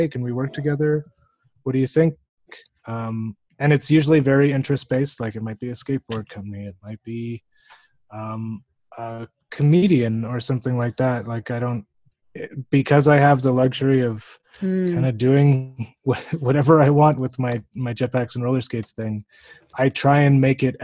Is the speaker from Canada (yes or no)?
yes; Canada; being a Canadian